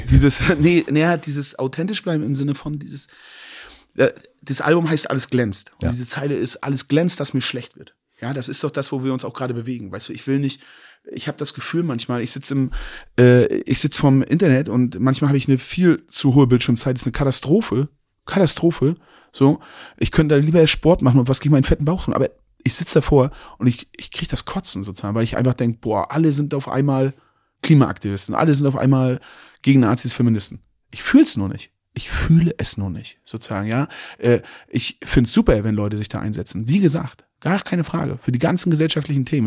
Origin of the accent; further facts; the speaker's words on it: Mecklenburg-Vorpommern, Germany; Ich bin in Mecklenburg-Vorpommern aufgewachsen